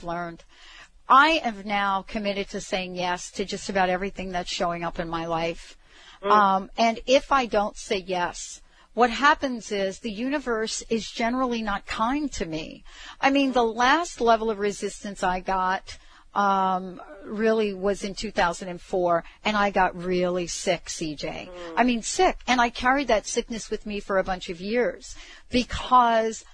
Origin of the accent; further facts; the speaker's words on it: New York City, New York, United States; I grew up in the Bronx